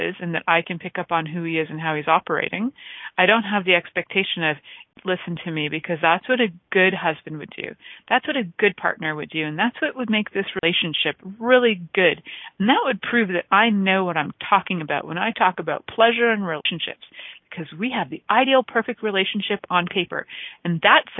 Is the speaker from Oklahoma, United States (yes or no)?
no; New York City, New York, United States; accent: Bronx; my accent would go to Bronx for sure